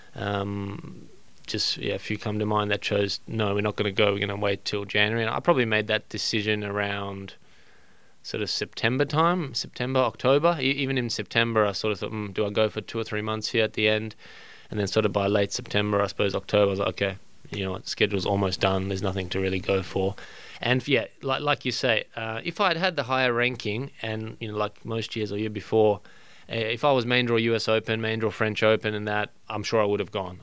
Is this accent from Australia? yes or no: yes; Australia; as an Australian